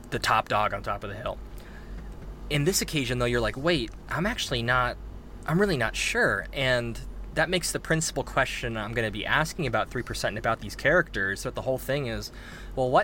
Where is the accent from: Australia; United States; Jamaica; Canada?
United States; being an American citizen